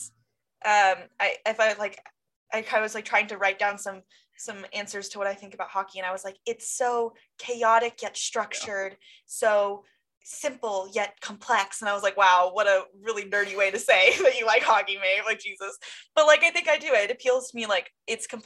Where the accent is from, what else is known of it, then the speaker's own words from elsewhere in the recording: San Diego, California, United States; now in Denver, United States; I'm from San Diego